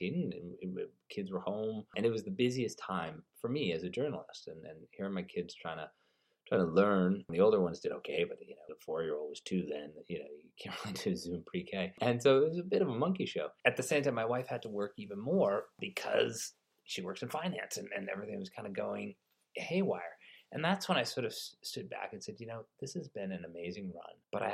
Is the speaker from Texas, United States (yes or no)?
no; outside of Springfield, Western Massachusetts, United States; As a kid, I grew up in Western Massachusetts, so outside of Springfield